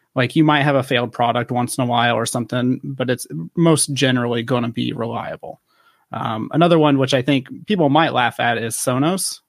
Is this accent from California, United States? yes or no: no; western Ohio, United States; I'm originally from the, the western side of Ohio